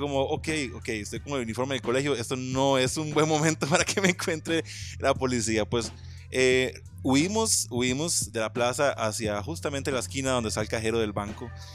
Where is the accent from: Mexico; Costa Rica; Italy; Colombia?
Costa Rica; Nandayure, Guanacaste; moved away; yo soy original de Guanacaste. Y soy original de Guanacaste, correcto de Nanda Yuri